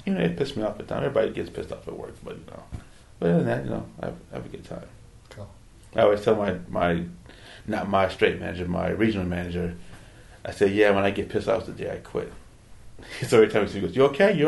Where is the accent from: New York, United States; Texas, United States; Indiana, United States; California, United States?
California, United States; Berkeley; I was born in Berkeley